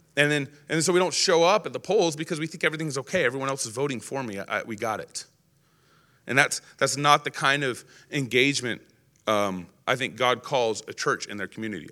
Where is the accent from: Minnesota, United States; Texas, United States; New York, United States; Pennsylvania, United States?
Texas, United States; now in Idaho, United States; I grew up in Texas